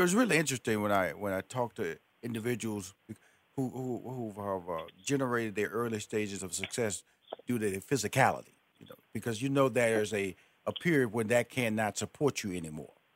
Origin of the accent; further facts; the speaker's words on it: Houston, Texas, United States; moved away; I was born in Houston, and I went to high school in Houston, graduated from college in Houston.